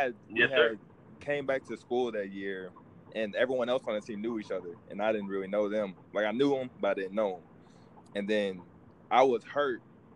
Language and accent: English; Tulsa, Oklahoma, United States; I'm used to Tulsa. You know, I grew up in Tulsa.